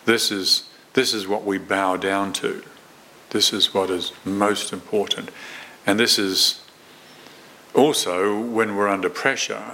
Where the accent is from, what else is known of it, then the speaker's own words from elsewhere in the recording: New Zealand; moved away; I was born and brought up in New Zealand, although I've lived in this country longer